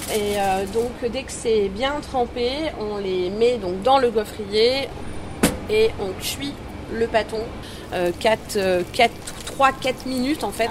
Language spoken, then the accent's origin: French; Chantilly, Hauts-de-France, France; Je ne viens pas de Liège, je viens de Chantilly, dans l'Oise.